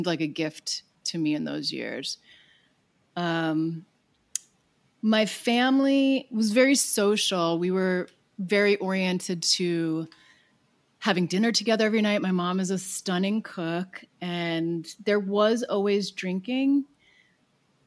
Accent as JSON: {"language": "English", "area": "Long Island", "region": "New York", "country": "United States", "tie": "born or raised there", "moved": "yes", "lives_now": "Los Angeles, United States", "said": "I grew up on Long Island"}